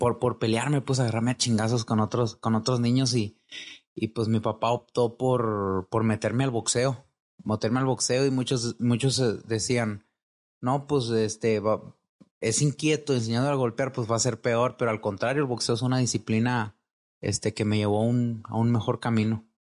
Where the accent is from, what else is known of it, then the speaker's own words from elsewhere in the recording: Magdalena de Kino, Sonora, Mexico; moved away as an adult; now in Guadalajara, Mexico; yo soy de Magdalena Sonora